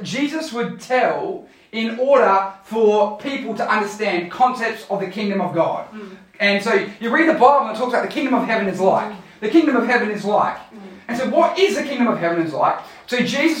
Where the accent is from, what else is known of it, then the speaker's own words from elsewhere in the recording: Australia; I am a citizen of Australia. This passport says that I come from Australia. I am an Aussie